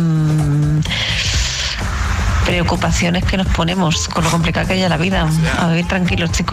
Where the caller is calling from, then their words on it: Valencia, Valencian Community, Spain; de Valencia y yo pienso que el que invita es el que paga